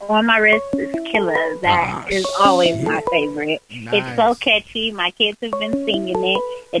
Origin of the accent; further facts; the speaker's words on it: Los Angeles, California, United States; I'm from Cali.